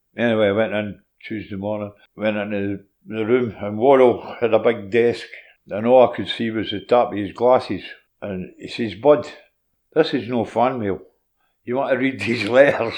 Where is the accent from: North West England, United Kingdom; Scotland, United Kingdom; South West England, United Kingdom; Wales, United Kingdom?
Scotland, United Kingdom; Cardenden; also born or lived in Glasgow; I was born in Rockhill. Hmm and uh, it was two, two and a bit when we moved to Cardenden